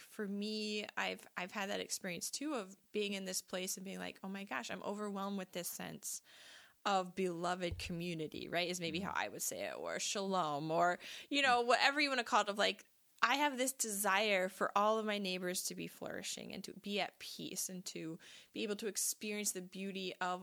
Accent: United States; as an American

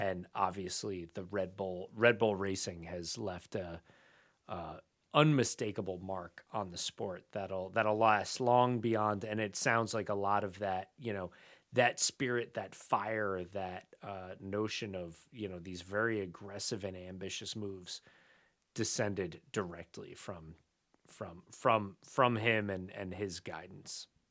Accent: United States; as an American

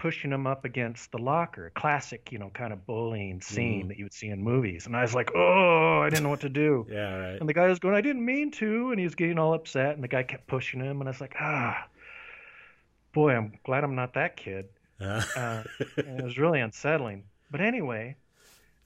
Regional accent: Paradise, Utah, United States; also born or lived in Salt Lake City, Utah; I was born in Salt Lake City, and when I was 2 years old, we moved to a town called Paradise, which is up in the northern part of Utah, and it's a very rural town.

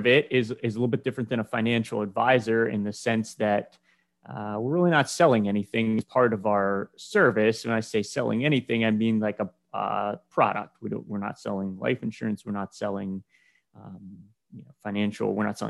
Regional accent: Lancaster, Pennsylvania, United States; from Lancaster, Pennsylvania here

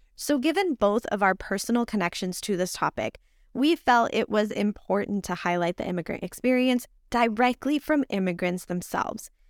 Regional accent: Puerto Rico; English is a second language; also born or lived in New York; now in United States; although I was born in New York, I was raised in Borinquen, or better known by its colonial name of Puerto Rico.

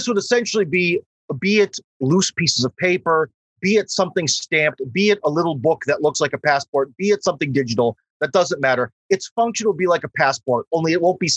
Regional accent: Cleveland, Ohio, United States; moved away as an adult; now in Russia; I'm from Cleveland, Ohio. Go Browns. I'm from the Rust Belt

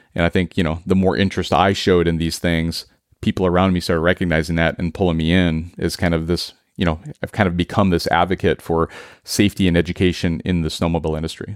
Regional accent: central Minnesota, United States; moved away as an adult; now in Seattle, United States; we all collectively were born and raised in Minnesota, and we made the transition out to Seattle in two thousand twelve

